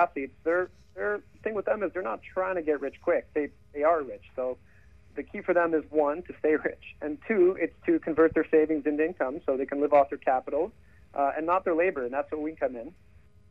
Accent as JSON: {"language": "English", "country": "Canada", "tie": "born or raised there", "said": "Growing up in Canada"}